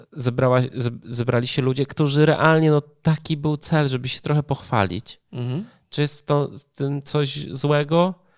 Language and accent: Polish; Poland; born or raised there